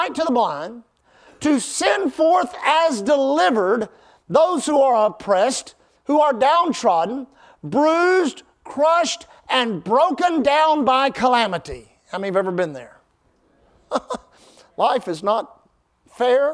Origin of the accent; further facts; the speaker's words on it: South Houston, Texas, United States; I grew up in South Houston, South, where Houston, South Houston, and Pasadena come together